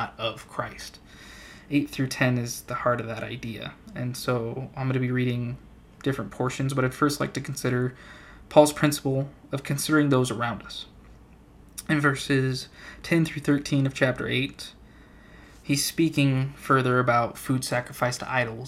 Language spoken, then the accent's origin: English; Central Arizona, United States; I'm a guy from Central AZ